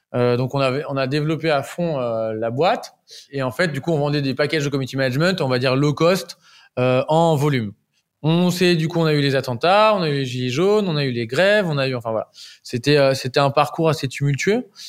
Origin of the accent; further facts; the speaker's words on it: Deauville, Normandy, France; je viens de Normandie, je, suis un, je suis un petit Normand